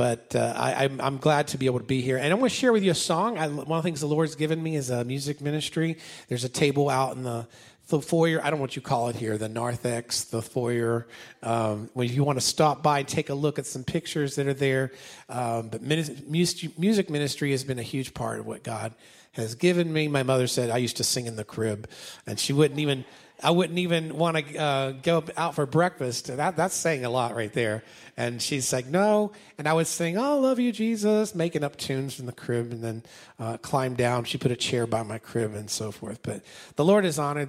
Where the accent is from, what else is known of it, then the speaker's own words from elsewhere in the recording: Potomac District, Virginia, United States; also born or lived in Ventnor, New Jersey; I'm originally from the Potomac District, Virginia